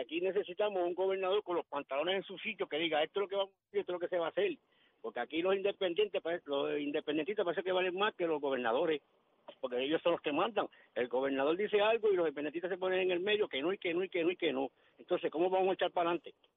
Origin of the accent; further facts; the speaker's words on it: Puerto Rico; moved away; also born or lived in United States; yo me vine para acá, yo vivía por allá, en el 90 vine hacia acá, porque de aquí es mejor donde puedo vivir, en mi, en mi tierra, en mi, donde nací.